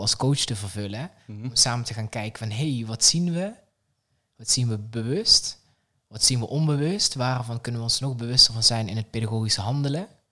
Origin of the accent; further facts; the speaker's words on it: south of the Netherlands, Netherlands; in het zuiden waar ik vandaan kom